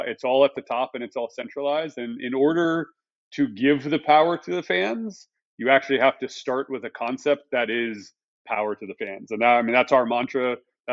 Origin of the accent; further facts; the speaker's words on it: Texas, United States; I was born in Texas